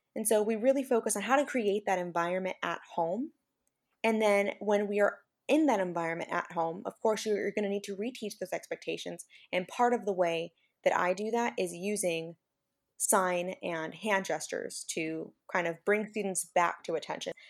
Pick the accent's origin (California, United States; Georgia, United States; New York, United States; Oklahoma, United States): California, United States; Central Valley; now in Salinas, United States; I'm not originally from this area. I'm from the Central Valley in California